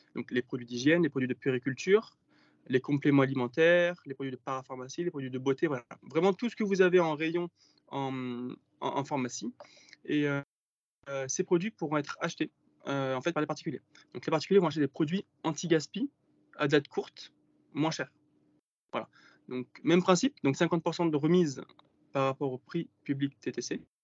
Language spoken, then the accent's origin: French; Var, Provence-Alpes-Côte d'Azur, France; also born or lived in Marseille; je suis originaire du Var et j'habite dans les Alpes-Maritimes